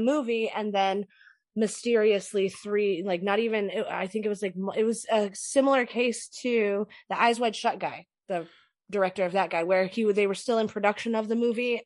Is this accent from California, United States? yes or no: yes; California, United States; I grew up in California